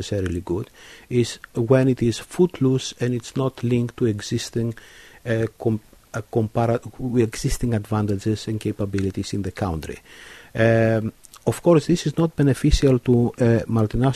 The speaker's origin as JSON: {"language": "English", "town": "Kavala", "region": "Eastern Macedonia and Thrace", "country": "Greece", "tie": "born or raised there", "moved": "yes", "lives_now": "Cambridge, United Kingdom", "said": "my hometown in northern Greece, Kavala"}